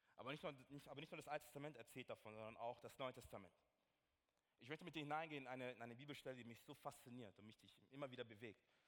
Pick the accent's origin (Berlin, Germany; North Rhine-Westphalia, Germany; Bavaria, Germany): Bavaria, Germany; Nuremberg; ich komme ja aus Nürnberg